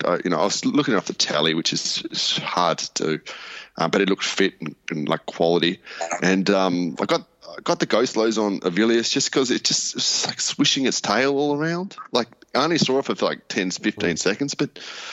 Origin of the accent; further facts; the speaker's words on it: Melbourne, Victoria, Australia; moved away; I'm from Melbourne originally